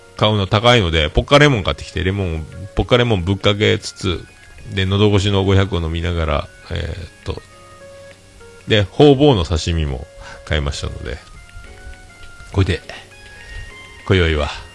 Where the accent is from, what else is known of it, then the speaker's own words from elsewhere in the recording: Fukuoka, Japan; now in Yamaguchi, Japan; 僕はほぼ福岡育ち